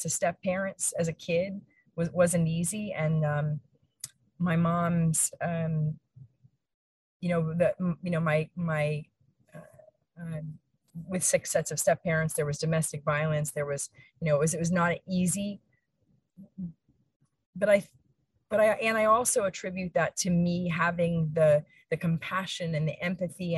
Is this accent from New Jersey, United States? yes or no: no; Allentown, Pennsylvania, United States; I was born and raised in Allentown, Pennsylvania